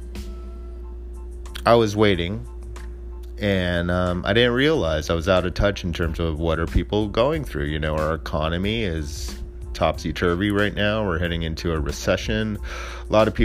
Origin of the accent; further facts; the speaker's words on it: Alameda, California, United States; my hometown in Alameda